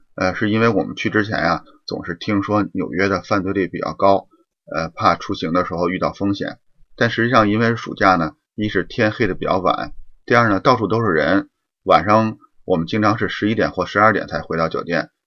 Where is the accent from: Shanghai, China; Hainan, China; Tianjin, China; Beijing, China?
Beijing, China; moved away as an adult; now in Windsor, Canada; 我从北京来的